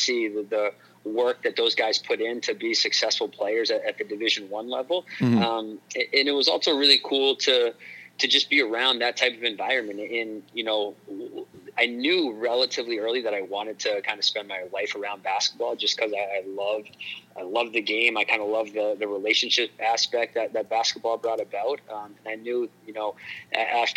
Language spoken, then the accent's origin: English; New Hampshire, United States; in this area of New Hampshire where I was from